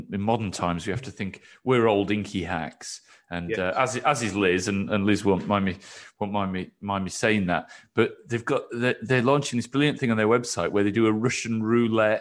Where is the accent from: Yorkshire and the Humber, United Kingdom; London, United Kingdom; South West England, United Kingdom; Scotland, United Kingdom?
Yorkshire and the Humber, United Kingdom; I grew up in West Yorkshire